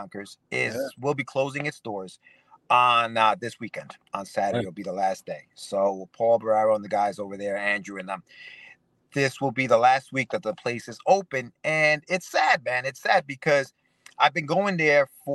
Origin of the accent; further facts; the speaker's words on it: Ecuador; now in United States; I'm an immigrant from Ecuador